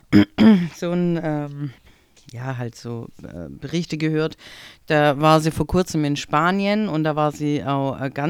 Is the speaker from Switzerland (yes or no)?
no; Italy; jetzt als äh, Italienerin, also jetzt bin ich alt genug irgendwie, dass ich da gut damit umgehen kann, aber es ist schon immer so wieder die Lachnummer zu sein für Deutschland.